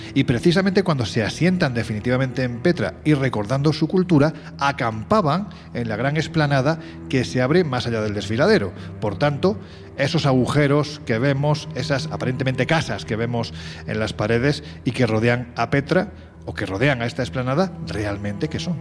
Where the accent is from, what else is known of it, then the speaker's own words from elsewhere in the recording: Andalusia, Spain; accent: Andalusian; yo que soy andaluz y que siempre se dice que los andaluces tenemos este punto más supersticioso. Mira, me sale ya hasta mi acento